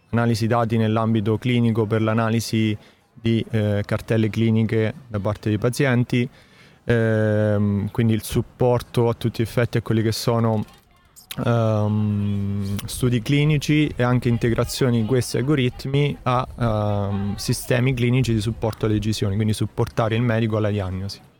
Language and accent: Italian; Marche, Italy; marchigiano e nello specifico nella provincia di Macerata.